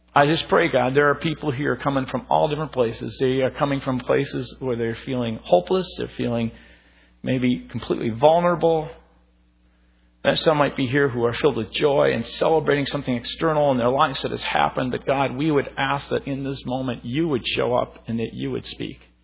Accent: Minnesota, United States; growing up, you know, being a Minnesotan

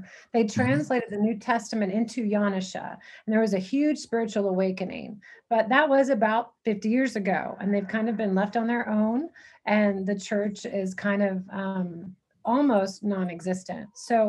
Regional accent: San Antonio, Texas, United States; moved away as an adult; now in Peru; I grew up in San Antonio, Texas.

